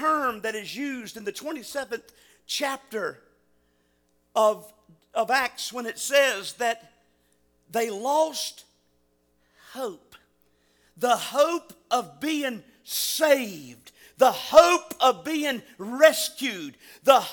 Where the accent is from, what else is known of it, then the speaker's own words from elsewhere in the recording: Virginia, United States; moved away; I was raised in Virginia